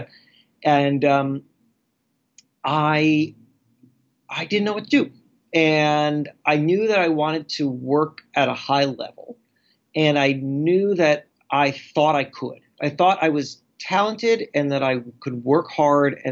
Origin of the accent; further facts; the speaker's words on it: Florida, United States; I grew up in Florida